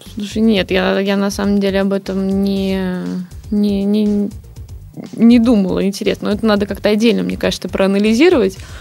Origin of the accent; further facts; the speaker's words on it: Tallinn, Harju County, Estonia; moved away as an adult; now in Saint Petersburg, Russia; Я просто сама из Сталина